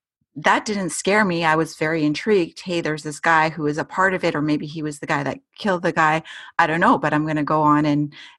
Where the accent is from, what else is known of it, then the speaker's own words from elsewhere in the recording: Edmonton, Alberta, Canada; I was born and raised in Edmonton, Alberta.